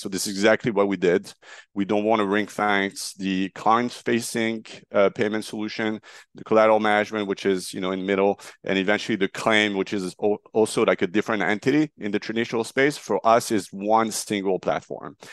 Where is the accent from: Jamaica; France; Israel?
France; Marseille, Provence-Alpes-Côte d'Azur; moved away as an adult; also born or lived in Paris, France / New York, United States; now in United States; I'm a French national. I grew up in Marseille